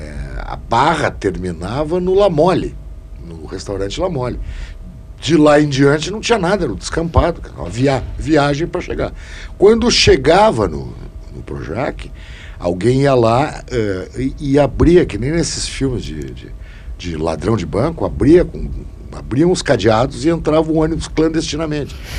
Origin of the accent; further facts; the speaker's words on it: Rio Grande do Sul, Brazil; eu, como gaúcho